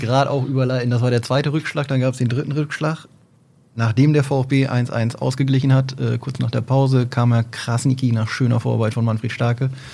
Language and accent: German; Oldenburg, Lower Saxony, Germany; grundsätzlich bin ich Oldenburger